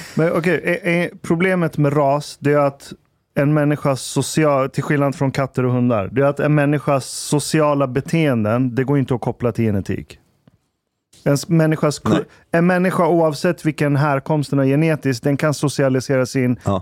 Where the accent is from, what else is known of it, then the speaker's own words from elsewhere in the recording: Iran; now in Sweden; Vi är 60 procent hemma i Iran